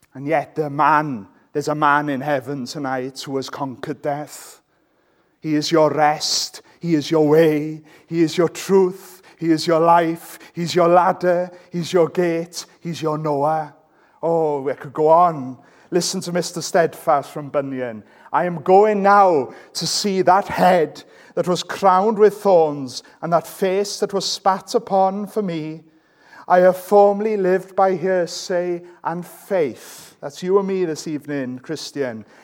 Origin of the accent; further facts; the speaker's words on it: Welsh, Wales, United Kingdom; I'm Welsh